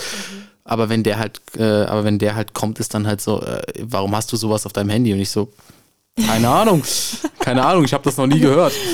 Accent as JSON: {"language": "German", "town": "Frankfurt", "region": "Hesse", "country": "Germany", "tie": "born or raised there", "said": "ich komme aus der Nordweststadt, ich wohne"}